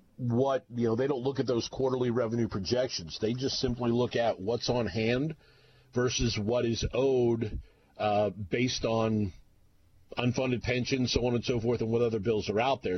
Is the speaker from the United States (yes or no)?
yes; the Northwest, Pacific Northwest, United States; I was from the Northwest